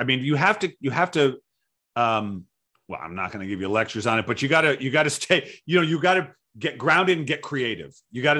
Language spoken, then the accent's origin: English; Providence, Rhode Island, United States; Where I grew up in the Providence, in Rhode Island.